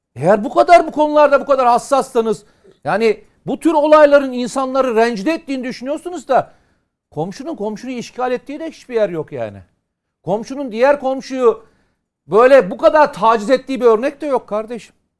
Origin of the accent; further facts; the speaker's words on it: Samsun, Turkey; Benim memleketim Samsun'u